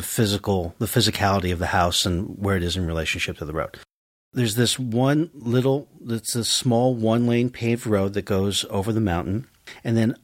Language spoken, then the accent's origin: English; Woodstock, New York, United States; also born or lived in Manhattan, New York; I grew up in the Catskills, in a little town, and I can tell the name of the town, in Woodstock, New York